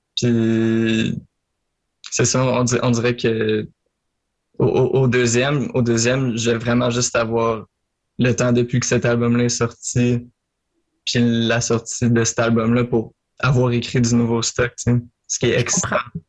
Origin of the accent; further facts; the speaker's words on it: Marieville, Quebec, Canada; je viens de Marieville en Montérégie, sur la rive sud